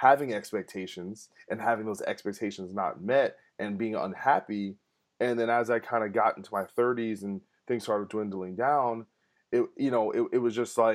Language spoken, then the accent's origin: English; New Jersey, United States; we're from Jersey